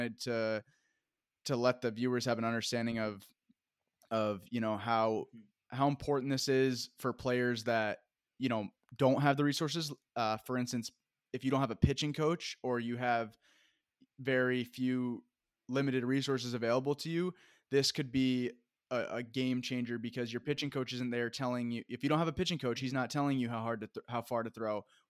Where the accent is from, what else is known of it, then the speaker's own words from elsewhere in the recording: Vermont, United States; moved away; I'm from Vermont